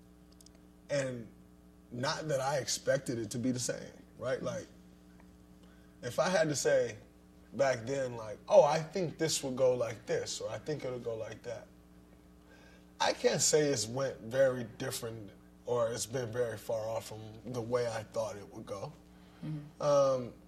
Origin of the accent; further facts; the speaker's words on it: Saginaw, Michigan, United States; I grew up in Saginaw, Michigan